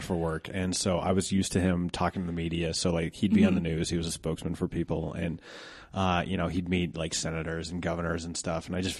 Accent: Golden, Colorado, United States; Cause I grew up in Golden and my wife's from Castle Rock.

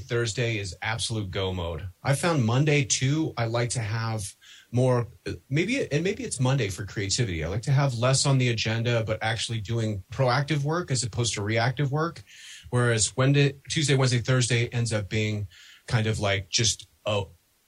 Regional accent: Denver, Colorado, United States; I'm from Denver

